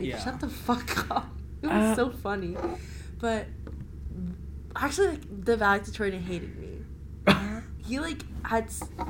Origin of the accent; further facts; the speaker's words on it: New Jersey, United States; moved away; I'm from Jersey, so. I don't have, like, we don't have city life there. It's suburbs all around. The suburbs.